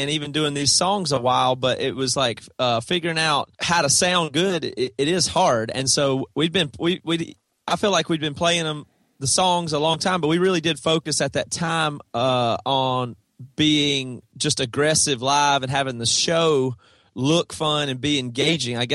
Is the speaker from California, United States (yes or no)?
no; South Carolina, United States; That's right. Yeah. Toby and Devin and Joel and our original drummer Seth all are from South Carolina, small town, same